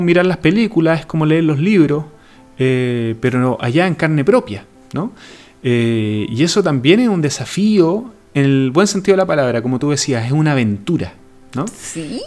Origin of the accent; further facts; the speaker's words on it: Chile; nosotros como chilenos, estamos en una región bien alejada del mundo